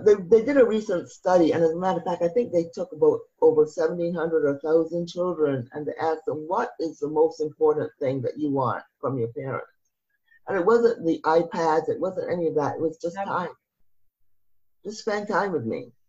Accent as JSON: {"language": "English", "country": "Barbados", "moved": "yes", "said": "I'm originally from Barbados"}